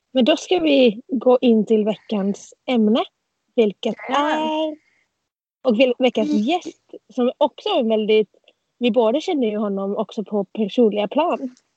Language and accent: Swedish; Turku, Southwest Finland, Finland; Jag sitter i solen på bryggan hemma i Finland